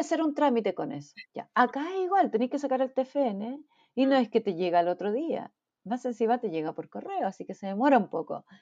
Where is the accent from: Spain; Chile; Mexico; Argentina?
Chile; moved away as an adult; now in Brisbane, Australia; los chilenos somos acogedores, no lo somos